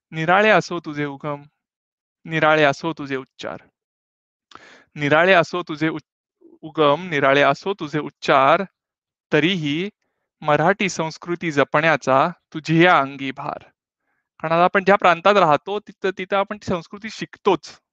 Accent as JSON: {"language": "Marathi", "town": "Pune", "region": "Maharashtra", "country": "India", "also_born_or_lived": "Belgaum", "moved": "yes", "lives_now": "Stuttgart, Germany", "said": "तसा मी जन्म बेळगावचा मूळचा पुण्याचा"}